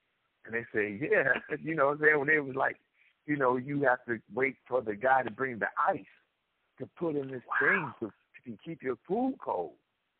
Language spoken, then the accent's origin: English; Cleveland, Ohio, United States; I'm from Cleveland, Ohio.